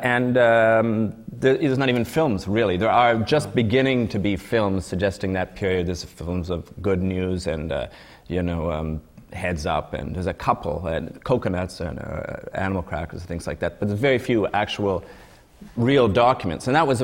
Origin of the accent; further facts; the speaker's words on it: Canada; we're Canadian, the writers